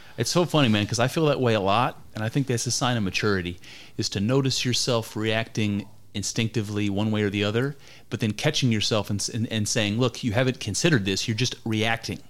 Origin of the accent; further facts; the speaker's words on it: United States; I grew up in America